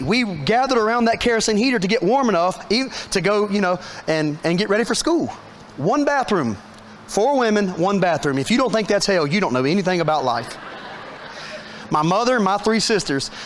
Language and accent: English; Statesville, North Carolina, United States; I was born on Park Drive, which is true. My father delivered me on Park Drive in Statesville